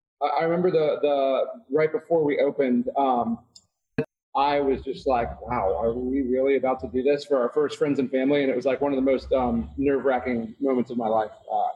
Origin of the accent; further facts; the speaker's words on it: Florida, United States; now in Atlanta, United States; Matt and I are both from Florida, he moved up here a little bit before me, and then I followed suit.